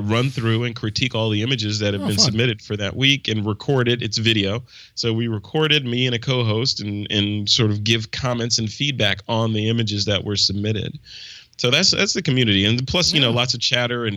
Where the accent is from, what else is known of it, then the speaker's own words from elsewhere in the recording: Crystal Lake, Illinois, United States; it's in my hometown